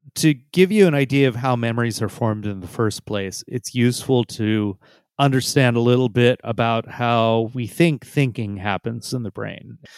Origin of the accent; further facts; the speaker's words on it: San Jose, California, United States; also born or lived in India; I grew up mostly in San Jose. My parents immigrated from India, and I immigrated when I was less than one year old